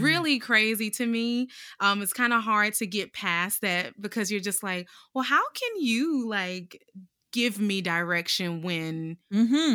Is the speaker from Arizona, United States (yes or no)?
no; Durham, North Carolina, United States; born and raised in North Carolina, Durham specifically